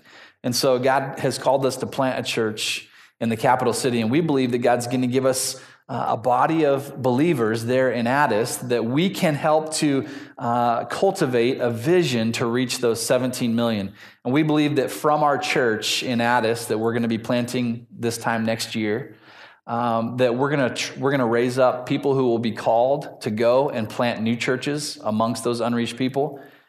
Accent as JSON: {"language": "English", "town": "Newberg", "region": "Oregon", "country": "United States", "tie": "born or raised there", "moved": "as an adult", "lives_now": "Ethiopia", "said": "I grew up in Newburgh, Oregon. You guys know where Newburgh's at? And when I was there, it was about half the size that it is now."}